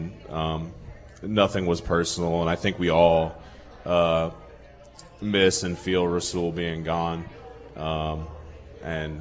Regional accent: Miamisburg, Ohio, United States; moved away as an adult; now in Green Bay, United States; I usually just say Dayton because nobody knows what Miamisburg is, which is really like the suburb of Dayton where I'm from

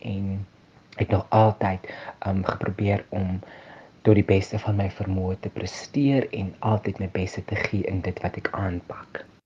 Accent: Ebenezer, Western Cape, South Africa; ek is van Ebenezer, 'n baie klein dorpie so 30 km buitekant Vredendal.

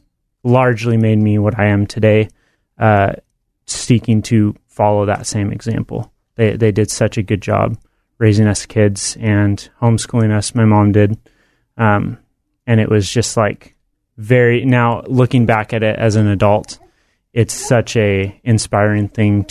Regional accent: Bend, Oregon, United States; now in Salem, United States; I grew up in Bend, Oregon

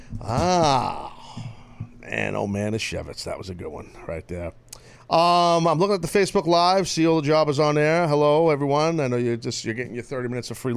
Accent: New York, United States; I'm a New Yorker

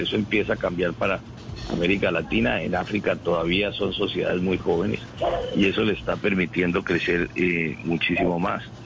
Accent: Colombia; como todos los colombianos

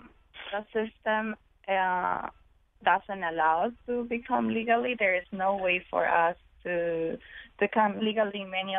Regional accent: Ecuador; because my mom wanted us, me and my brothers, to be far away from the gangs, the violence of my country. I'm from Ecuador.

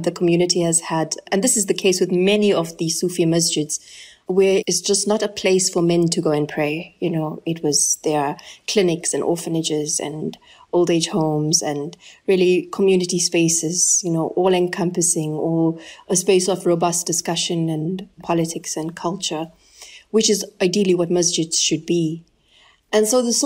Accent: Ladysmith, KwaZulu-Natal, South Africa; they were fought in Ladysmith, where I grew up

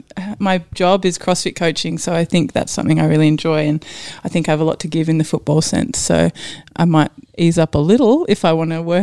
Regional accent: New Zealand; also born or lived in Maryborough; now in Australia; Yeah, family from New Zealand, so lived there growing up and then moved back here. So born here, New Zealand, moved back here. then I was in Maryborough for a while.

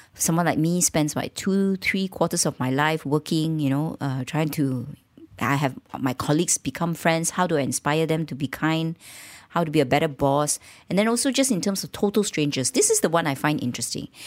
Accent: Malaysia; accent: Malaysian; being Malaysian and sounding Malaysian.

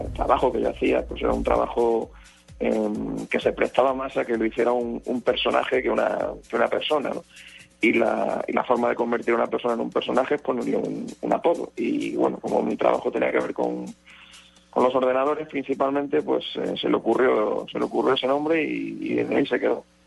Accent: Badajoz, Extremadura, Spain; now in Madrid, Spain; ahora estoy en Badajoz, que es mi ciudad natal, es una ciudad de Extremadura

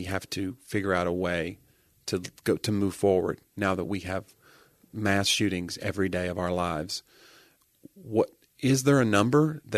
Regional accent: United States

